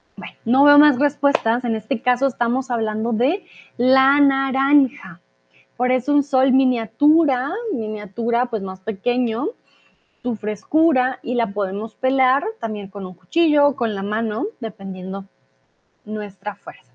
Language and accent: Spanish; Colombia